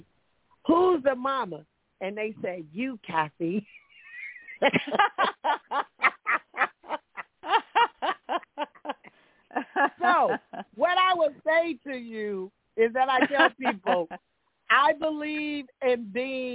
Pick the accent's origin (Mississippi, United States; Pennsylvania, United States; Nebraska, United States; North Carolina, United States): Mississippi, United States; Meridian; now in Bay Area, United States; growing up in Mississippi.